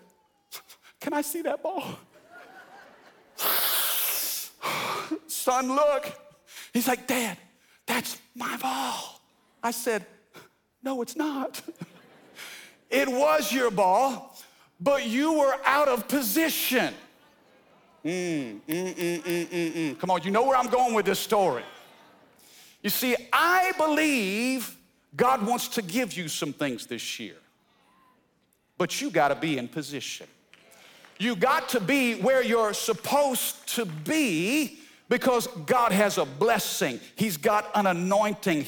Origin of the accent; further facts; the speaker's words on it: Fredericktown, Missouri, United States; also born or lived in Cape Girardeau, Missouri; now in Baton Rouge, United States; I was born in Cape Girardeau, Missouri, in the boot heel of southeast Missouri. I was raised in a small town called Fredericktown